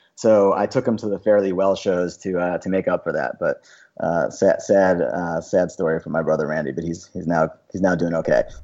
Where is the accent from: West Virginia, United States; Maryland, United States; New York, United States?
New York, United States; Long Island; I grew up on Long Island